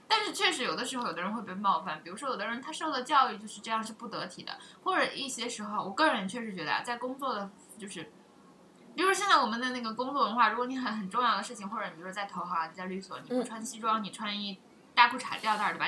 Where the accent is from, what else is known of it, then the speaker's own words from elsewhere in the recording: China; 我们中国人都以为外国人比中国人要开放